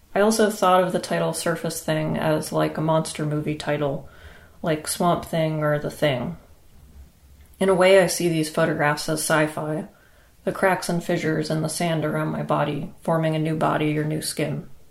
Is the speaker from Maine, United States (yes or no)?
yes; Maine, United States; a residency that I had in Maine, which is also my home state.